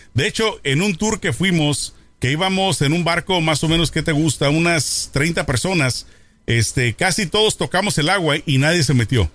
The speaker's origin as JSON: {"language": "Spanish", "country": "Mexico", "said": "Siendo mexicano"}